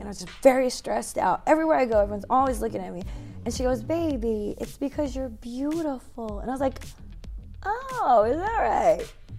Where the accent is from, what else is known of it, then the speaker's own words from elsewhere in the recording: Yokohama, Kanagawa, Japan; I was born in Yokohama.